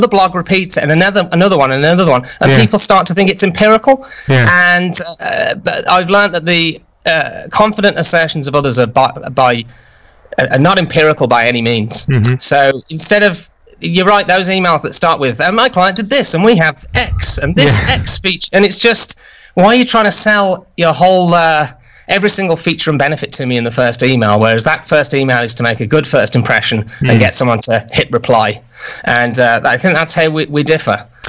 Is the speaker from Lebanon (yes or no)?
no; United Kingdom; as a Brit